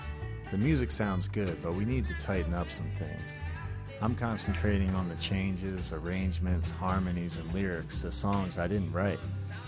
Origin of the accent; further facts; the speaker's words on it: Somers Point, New Jersey, United States; my hometown of Summers Point, New Jersey.